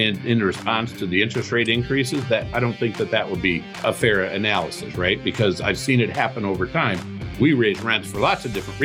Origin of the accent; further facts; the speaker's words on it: Toledo, Ohio, United States; also born or lived in Cleveland, Ohio; I grew up in Toledo, Ohio. Moved to Cleveland in 1991